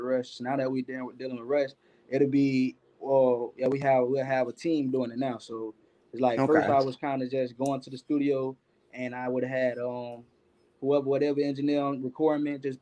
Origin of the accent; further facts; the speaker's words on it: Florida, United States; I'm from Florida